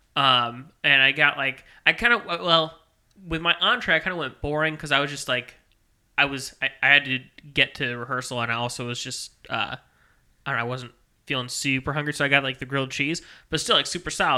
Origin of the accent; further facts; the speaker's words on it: Maryland Heights, Missouri, United States; I grew up in Maryland Heights